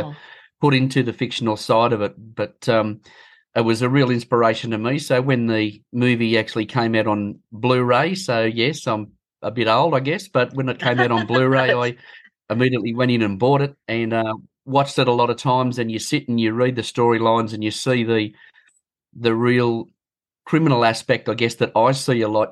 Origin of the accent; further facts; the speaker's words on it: Bathurst, New South Wales, Australia; Bathurst, my hometown. I was born in Bathurst